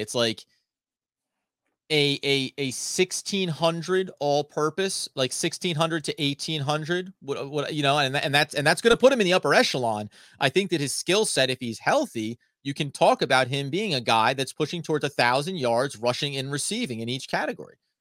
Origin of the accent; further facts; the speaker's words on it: United States; I'm an American male living in America